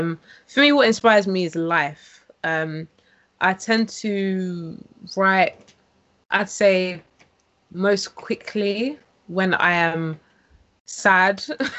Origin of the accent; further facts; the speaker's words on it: London, United Kingdom; Yes, East London.